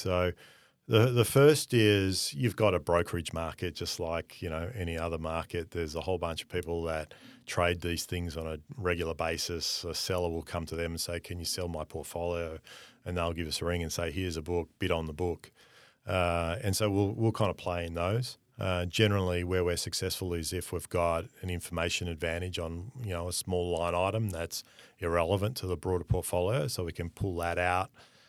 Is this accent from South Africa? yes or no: no; Australia; given we are Australian, that most of these groups actually want more Australian representation on their LP.